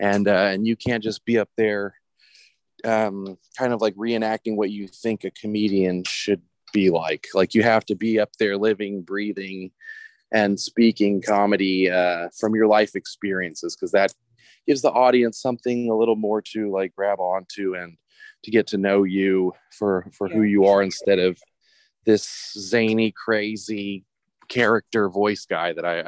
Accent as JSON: {"language": "English", "region": "Louisiana", "country": "United States", "tie": "born or raised there", "said": "I grew up very American. Like I said, my mom remarried an American dude. I grew up in Louisiana, away from all the Serbians"}